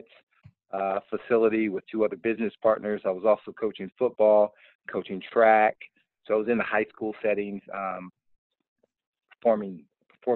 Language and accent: English; Jefferson City, Missouri, United States; I grew up in Jefferson City, Missouri, played football at Jefferson City High School